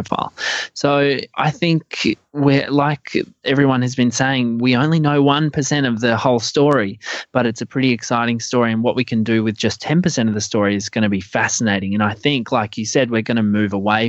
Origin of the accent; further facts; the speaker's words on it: Adelaide, South Australia, Australia; moved away; Adelaide's my hometown